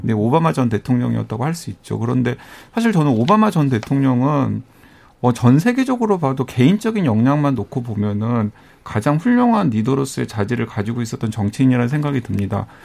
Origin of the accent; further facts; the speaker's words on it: Honam, South Korea; 제가 호남에서 자랐다 보니까